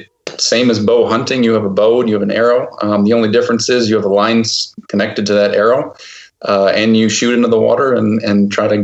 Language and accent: English; Port Austin, Michigan, United States; I'm originally from Port Austin, Michigan, which is at the tip of the thumb, right on the lake.